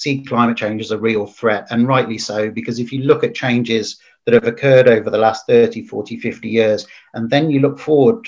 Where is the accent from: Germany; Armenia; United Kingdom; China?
United Kingdom; England; as English